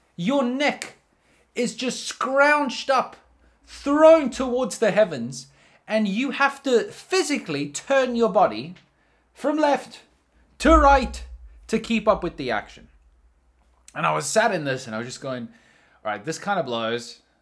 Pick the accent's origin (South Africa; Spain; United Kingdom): South Africa; I'm from South Africa